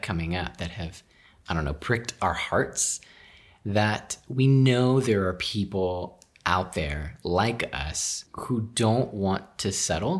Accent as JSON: {"language": "English", "region": "Texas", "country": "United States", "tie": "born or raised there", "also_born_or_lived": "Houston", "said": "I'm originally from Texas. I'm a Texas boy, bred, born, and raised"}